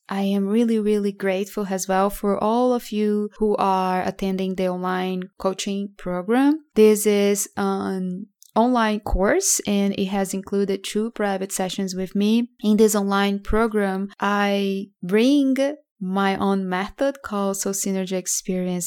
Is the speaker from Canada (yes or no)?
no; Brazil; moved away as an adult; now in United States; I grew up in Brazil and I moved to United States around five years ago